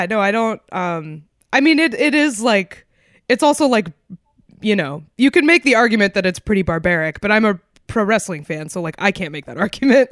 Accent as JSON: {"language": "English", "town": "Concord", "region": "New Hampshire", "country": "United States", "tie": "born or raised there", "said": "literally to my hometown, a place that is under an hour away from Boston"}